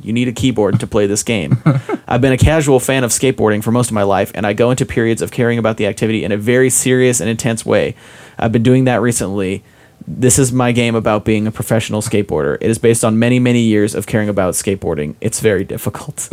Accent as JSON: {"language": "English", "region": "Utah", "country": "United States", "tie": "born or raised there", "said": "I grew up in Utah"}